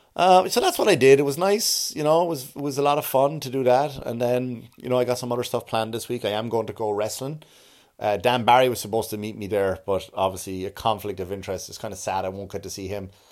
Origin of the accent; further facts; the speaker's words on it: Enniscorthy, Leinster, Ireland; my hometown